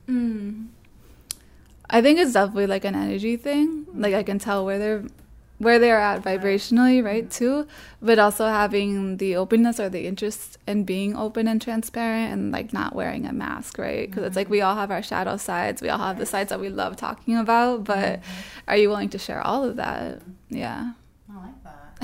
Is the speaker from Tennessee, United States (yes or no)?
no; Springfield, Massachusetts, United States; also born or lived in Boston, Massachusetts; I grew up in Massachusetts my whole life until I went to college in Boston